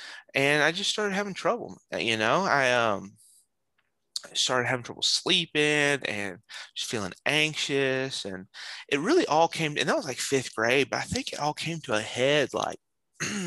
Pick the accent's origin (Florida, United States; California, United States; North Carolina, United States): North Carolina, United States; also born or lived in Pennsylvania; in the fifth grade, I moved from Pennsylvania to North Carolina